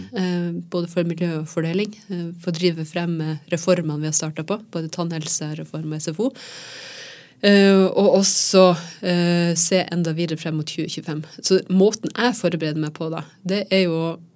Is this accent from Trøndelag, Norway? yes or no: no; Troms og Finnmark, Norway; nabokommunen der jeg vokste opp